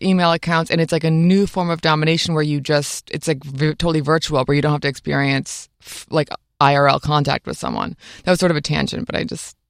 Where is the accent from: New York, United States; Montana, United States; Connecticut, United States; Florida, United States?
New York, United States; upstate; I grew up in upstate New York